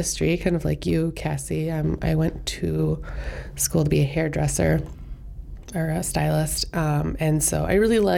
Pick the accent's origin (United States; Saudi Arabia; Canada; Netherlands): United States; Plover, Wisconsin; also born or lived in Iowa; I was born in Iowa, but my mom's from central Wisconsin, so I grew up living in Plover, Wisconsin. Went to Spash, Stevens Point High School